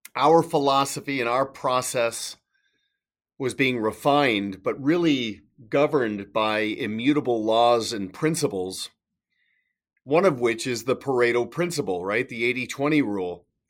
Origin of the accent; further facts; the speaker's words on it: Canada; now in Kelowna, Canada; I'm Canadian